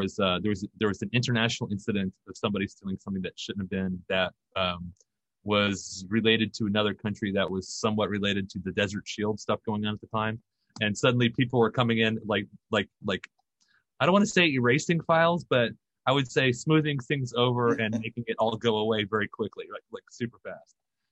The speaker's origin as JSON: {"language": "English", "country": "Germany", "tie": "born or raised there", "said": "we did like 4 tours over in Germany. So I grew up over in Germany. I went to high school and like 3 high schools in all over Europe."}